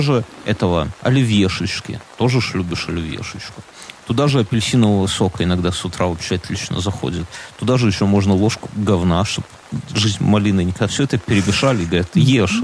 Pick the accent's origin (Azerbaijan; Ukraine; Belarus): Belarus; мы, как белорусы